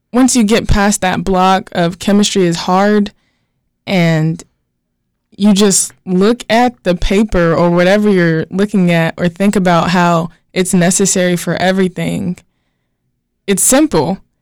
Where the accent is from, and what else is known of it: Gastonia, North Carolina, United States